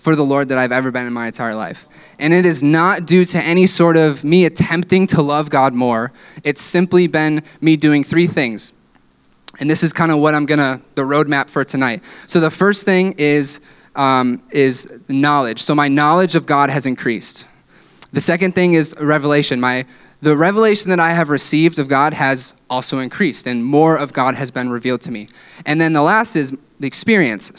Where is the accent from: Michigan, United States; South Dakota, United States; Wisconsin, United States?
Michigan, United States; West; growing up in West Michigan